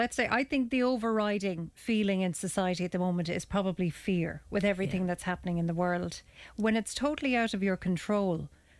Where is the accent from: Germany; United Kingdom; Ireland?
Ireland; as Irish people